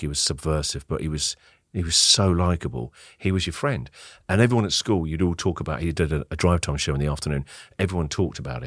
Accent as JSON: {"language": "English", "town": "Winchester", "region": "South East England", "country": "United Kingdom", "tie": "born or raised there", "moved": "as an adult", "lives_now": "Melbourne, Australia", "said": "a very small city called Winchester, about an hour and a half south of London"}